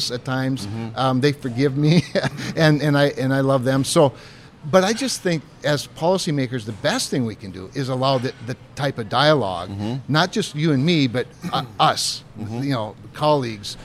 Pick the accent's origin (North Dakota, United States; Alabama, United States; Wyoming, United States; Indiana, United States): North Dakota, United States; growing up in North Dakota.